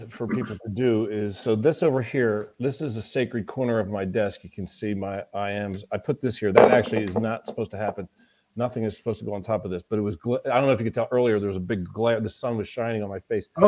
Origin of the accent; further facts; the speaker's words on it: Florida, United States; I was born in the southeast. I was born in Florida